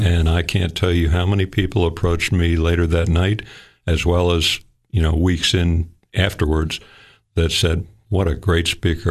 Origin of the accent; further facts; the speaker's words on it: Fort Lauderdale, Florida, United States; moved away as an adult; now in Sparta, Tennessee, United States; my wife and I, uh, we come from South Florida